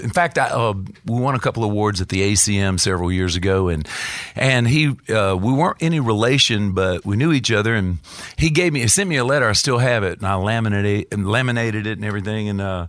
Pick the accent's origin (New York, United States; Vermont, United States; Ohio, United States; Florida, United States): Florida, United States; I'm from Florida, the great state of Florida, and I was trying to get out of there, trying to make my way to Nashville